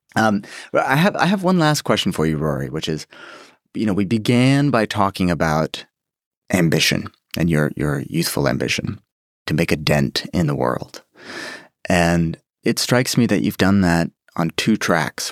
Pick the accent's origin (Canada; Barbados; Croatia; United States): United States; as an American